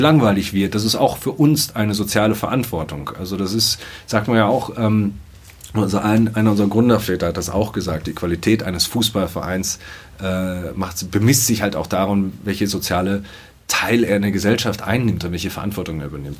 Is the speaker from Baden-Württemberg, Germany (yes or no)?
no; Dortmund, North Rhine-Westphalia, Germany; Ich bin gebürtiger Dortmunder